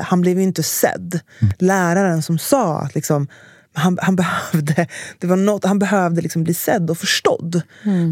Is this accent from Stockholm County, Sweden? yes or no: yes; Stockholm, Stockholm County, Sweden; jag växte upp i Enskededalen